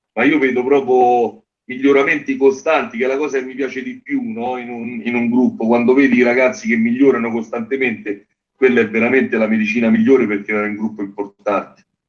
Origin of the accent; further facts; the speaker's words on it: Genazzano, Lazio, Italy; io sono di Genazzano